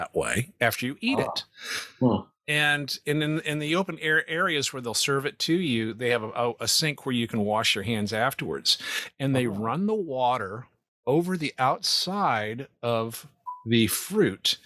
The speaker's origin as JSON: {"language": "English", "country": "United States", "said": "Yes, I love being an American. Yes, I love living in America."}